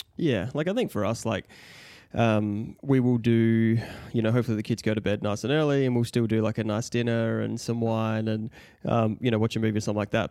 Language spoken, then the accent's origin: English; Mount Gambier, South Australia, Australia; moved away as an adult; now in Adelaide, Australia; we grew up in Mount Gambier